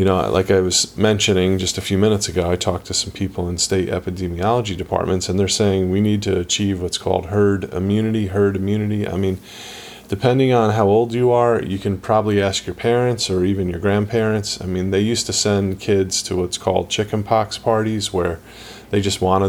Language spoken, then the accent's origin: English; New Jersey, United States; now in Northeast Florida, United States; I'm from New Jersey originally